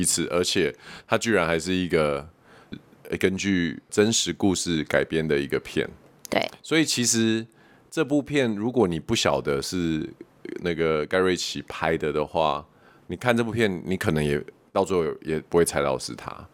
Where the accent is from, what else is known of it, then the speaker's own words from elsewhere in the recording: Taiwan; 我们台湾人